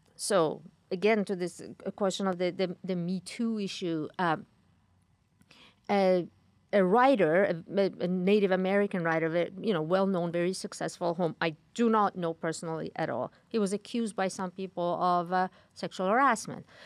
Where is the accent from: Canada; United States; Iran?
Iran; moved away; growing up in Iran